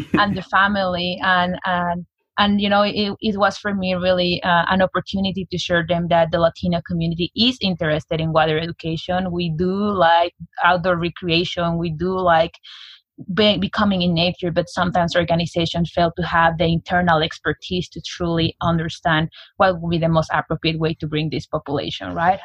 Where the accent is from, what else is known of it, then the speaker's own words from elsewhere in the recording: Mexico City, Mexico; now in United States; I was born and raised in Mexico City